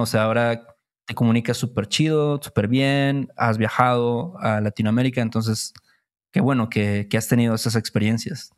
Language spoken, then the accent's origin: Spanish; Veracruz, Mexico; nosotros que crecimos en Veracruz